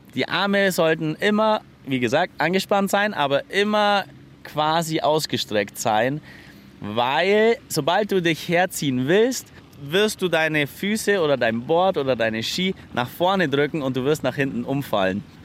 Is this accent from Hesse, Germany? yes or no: no; Allgäu, Bavaria, Germany; bei uns im Allgäu